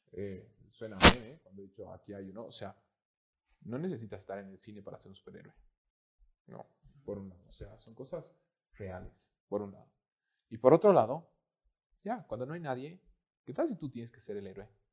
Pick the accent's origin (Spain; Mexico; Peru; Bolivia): Bolivia; amo mi país porque soy boliviano